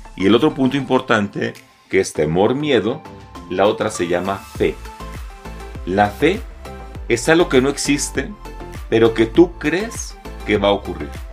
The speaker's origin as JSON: {"language": "Spanish", "country": "Mexico", "said": "nos ha hecho tanto daño como mexicanos"}